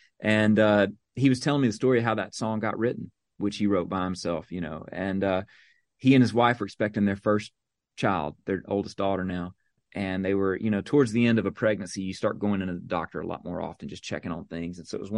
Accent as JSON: {"language": "English", "region": "Mississippi", "country": "United States", "tie": "born or raised there", "said": "she grew up just south of me in Louisiana, where I grew up in Mississippi. And we grew up making road trips with our families to Nashville."}